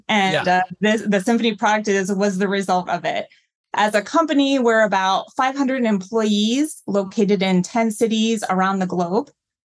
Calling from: New York City, New York, United States; I'm joining from my apartment in New York City.

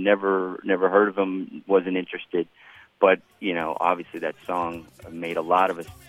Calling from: Miami, Florida, United States; I'm from Miami.

